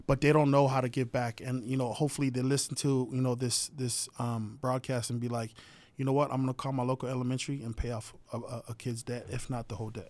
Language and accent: English; Hawaii, United States; I'm from Hawaii